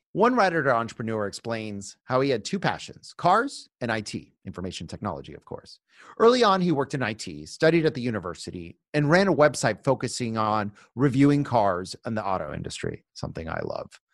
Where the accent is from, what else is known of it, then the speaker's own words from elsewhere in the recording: Miami Beach, Florida, United States; Miami Beach, my hometown